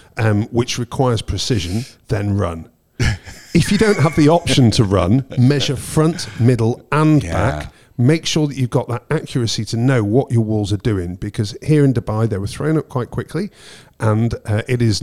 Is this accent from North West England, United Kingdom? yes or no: yes; Preston, North West England, United Kingdom; moved away as an adult; I left Preston in Lancashire when I was 18